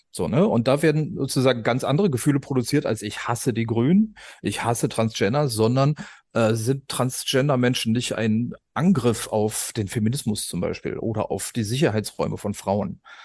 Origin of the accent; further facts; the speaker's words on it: West Germany, Germany; in Westdeutschland, wo ich herkomme